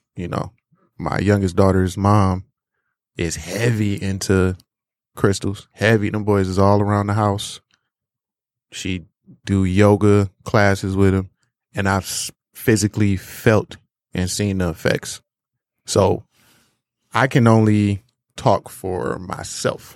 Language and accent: English; Detroit, Michigan, United States; moved away as an adult; also born or lived in Farmington Hills / West Bloomfield; I lived in Detroit my whole life